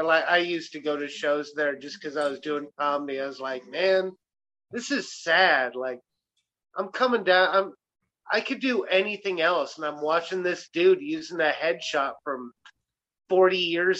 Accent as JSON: {"language": "English", "town": "Mason City", "region": "Illinois", "country": "United States", "tie": "born or raised there", "said": "I grew up in Mason City."}